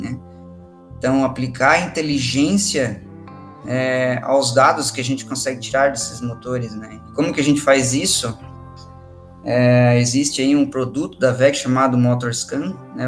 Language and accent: Portuguese; Joinville, Santa Catarina, Brazil; also born or lived in Curitiba, Brazil; eu sou de Joinville